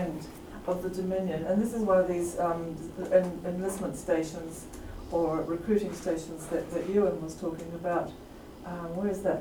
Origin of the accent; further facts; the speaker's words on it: Canada; I'm also Canadian